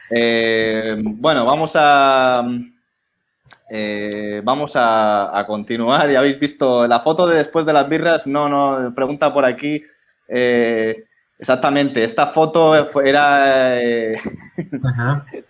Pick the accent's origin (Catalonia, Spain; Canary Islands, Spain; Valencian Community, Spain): Valencian Community, Spain; now in Madrid, Spain; somos valencianos los tres, menos Luis